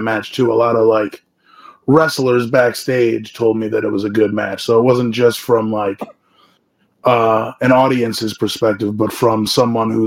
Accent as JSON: {"language": "English", "town": "Buffalo", "region": "New York", "country": "United States", "tie": "born or raised there", "said": "Buffalo, New York, my hometown"}